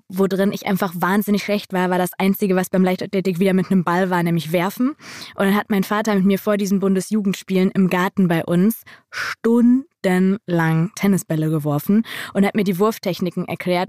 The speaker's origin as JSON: {"language": "German", "area": "Schalke catchment area", "region": "North Rhine-Westphalia", "country": "Germany", "tie": "born or raised there", "said": "Wir sind ja so im Schalker Einzugsgebiet geboren"}